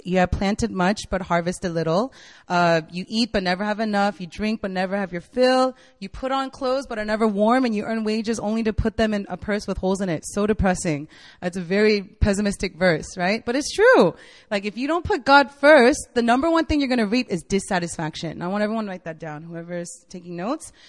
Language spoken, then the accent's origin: English; United States; moved away as an adult; also born or lived in Virginia / Korea; now in South Korea; I'm from the States. I was born and raised there